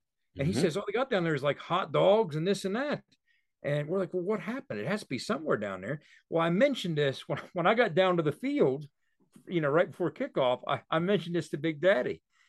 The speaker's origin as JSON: {"language": "English", "town": "Tucker", "region": "Georgia", "country": "United States", "tie": "born or raised there", "said": "Here's the rule that I learned growing up in Tucker."}